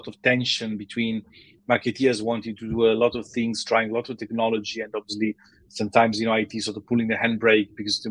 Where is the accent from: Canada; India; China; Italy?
Italy; Milan, Lombardy; moved away as an adult; also born or lived in Taiwan / Switzerland; now in London, United Kingdom; I'm originally from Milan, Italy, although I've been here in London for many years now